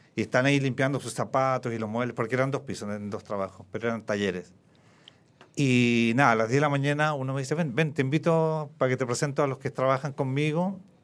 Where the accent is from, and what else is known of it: Chile